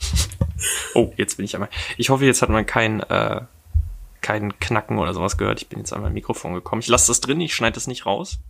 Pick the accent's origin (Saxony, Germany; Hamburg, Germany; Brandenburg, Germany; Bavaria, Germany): Saxony, Germany; Dresden; now in Berlin, Germany; ich komme jetzt aus Dresden